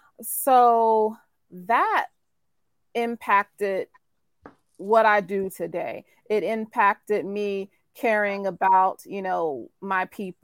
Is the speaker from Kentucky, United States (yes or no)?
no; North Carolina, United States; So I'm from North Carolina, good old North Carolina.